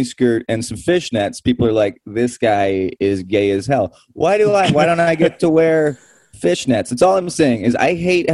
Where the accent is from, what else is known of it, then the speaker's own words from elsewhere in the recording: Toronto, Ontario, Canada; we're in Victoria right now, but I'm from East Toronto